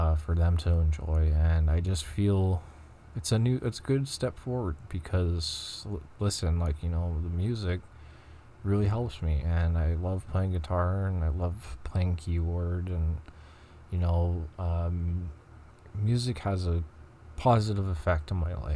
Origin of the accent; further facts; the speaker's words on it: Montreal, Quebec, Canada; I'm from Montreal, so I'm going to be speaking French